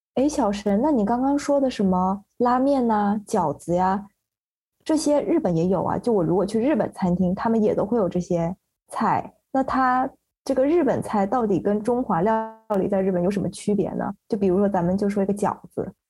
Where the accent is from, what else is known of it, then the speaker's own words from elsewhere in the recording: Shenzhen, Guangdong, China; now in Seattle, United States; 我是一个在深圳长大的黑龙江汕头混血，目前在西雅图做设计师